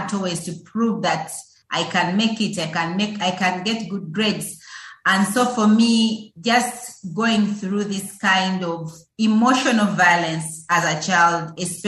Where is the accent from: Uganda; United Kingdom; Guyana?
Uganda; Yes, so growing up in Uganda is pretty exciting, just like any other young person, just like any other child brought into the world.